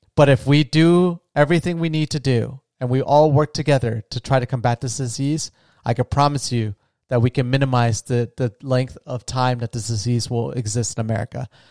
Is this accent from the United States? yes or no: yes; Florida, United States; moved away; I'm from a small retirement town in Florida.